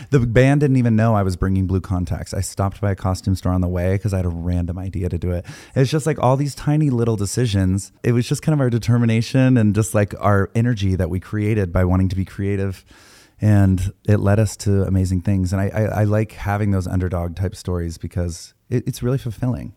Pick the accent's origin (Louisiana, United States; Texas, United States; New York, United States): Texas, United States; I grew up in Texas